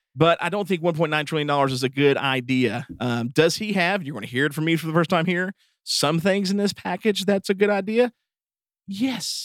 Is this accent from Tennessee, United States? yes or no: yes; East Tennessee, United States; we are from East Tennessee